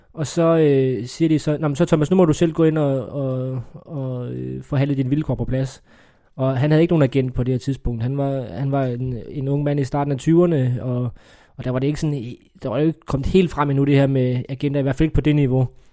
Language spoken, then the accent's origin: Danish; Funen, Southern Denmark, Denmark; jeg er jo fynbo